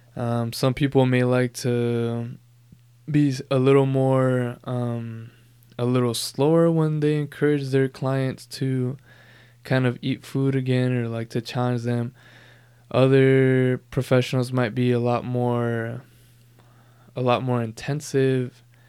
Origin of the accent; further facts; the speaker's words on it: Southern California, United States; Born and raised in Southern California